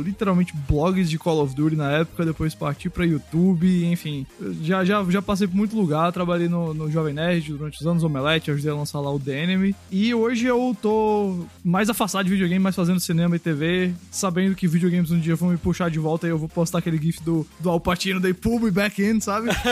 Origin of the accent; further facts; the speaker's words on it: Recife, Pernambuco, Brazil; eu tô em Recife, que é a minha cidade natal.